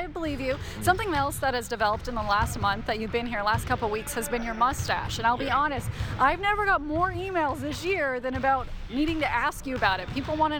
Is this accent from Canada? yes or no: yes; Saskatchewan, Canada; I'm originally from Saskatchewan. I spent a lot of my summers on farms and all that stuff.